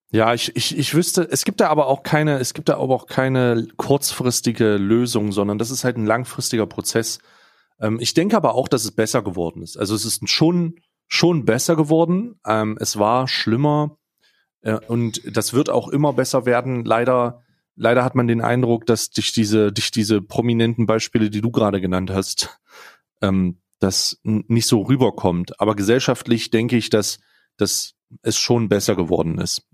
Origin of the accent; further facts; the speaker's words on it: Saxony, Germany; selber als gebürtiger Sachse tatsächlich, ja, also ich, ich, ich bin in Sachsen geboren